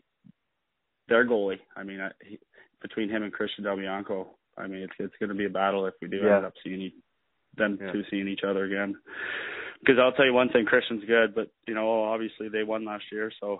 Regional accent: Peterborough, Ontario, Canada; me growing up in Peterborough, playing junior there

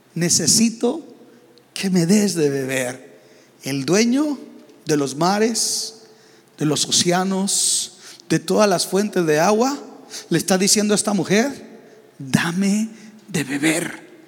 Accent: Mexico

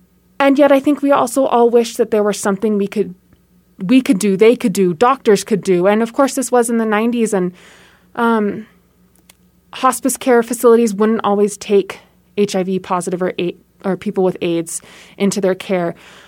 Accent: San Francisco, California, United States; So I was born in Southern California and grew up in San Francisco. I lived in San Francisco from 1990 to 1999, where my dad served a church in downtown San Francisco.

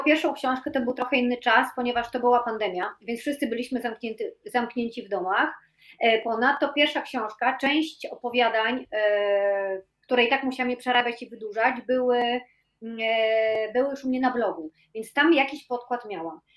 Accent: Tricity, Pomeranian Voivodeship, Poland; now in Warsaw, Poland; pochodzę z Trójmiasta e, i ponad 20 lat mieszkam w Warszawie

